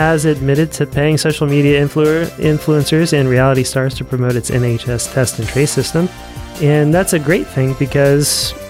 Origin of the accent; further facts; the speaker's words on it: United States; I'm happy that I'm an American